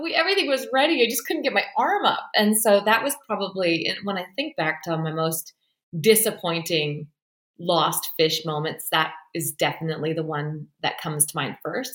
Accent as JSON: {"language": "English", "country": "Canada", "also_born_or_lived": "Australia / Fraser Valley, British Columbia", "said": "I am a Canadian who fell in love with an Australian"}